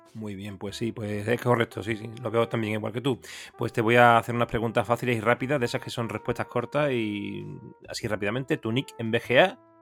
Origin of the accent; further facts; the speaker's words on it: Seville, Andalusia, Spain; yo soy de Sevilla